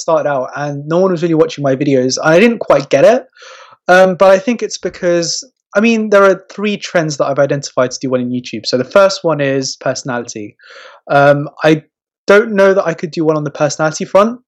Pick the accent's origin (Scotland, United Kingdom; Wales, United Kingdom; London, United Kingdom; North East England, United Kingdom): London, United Kingdom; I was born in London, but my parents were from Morocco